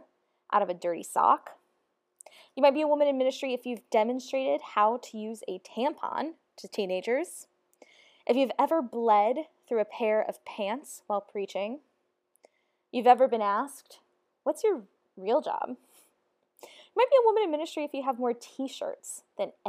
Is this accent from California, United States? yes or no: no; Ferguson, Missouri, United States; the church I grew up in was in Ferguson, Missouri